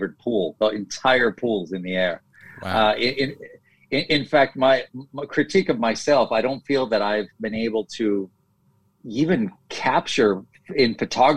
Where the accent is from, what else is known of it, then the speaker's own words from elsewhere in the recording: Los Angeles, California, United States; moved away as an adult; now in Costa Rica; was born here in Costa Rica, although grew up in Los Angeles.